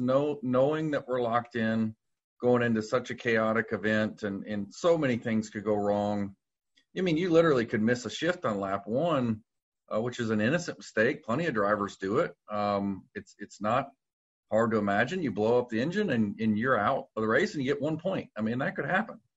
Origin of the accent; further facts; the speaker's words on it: Louisville, Kentucky, United States; moved away as an adult; also born or lived in Indianapolis, Indiana; now in North Carolina, United States; born and raised in Louisville, um, all I knew was Louisville